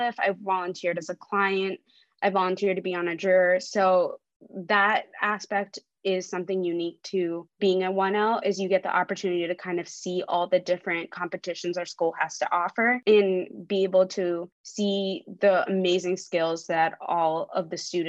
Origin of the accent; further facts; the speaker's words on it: Ohio, United States; English is a second language; moved away as an adult; now in Albany, United States; I'm not originally from New York. I grew up and went to school in Ohio